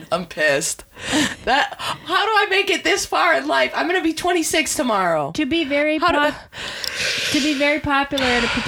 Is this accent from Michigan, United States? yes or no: yes; Michigan, United States; Ancient. Anything that has an A in it. Because I'm from Michigan.